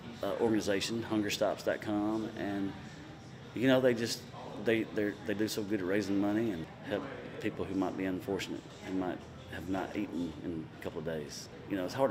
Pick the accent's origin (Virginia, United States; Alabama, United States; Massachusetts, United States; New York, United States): Alabama, United States; moved away; where I grew up back in Alabama